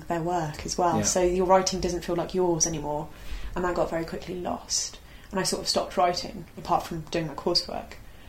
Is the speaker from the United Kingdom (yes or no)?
yes; London, United Kingdom; also born or lived in Aberystwyth; because I grew up in London.